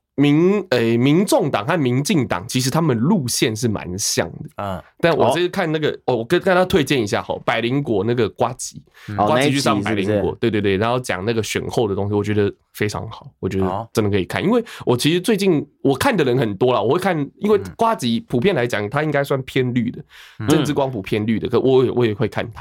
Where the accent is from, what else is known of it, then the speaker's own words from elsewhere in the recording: Taiwan; 我们基基本上，因为我生在这里，我长在这里，我的所有的人生的，呃，我的人生历程的记忆都是在这块土地上面建立起来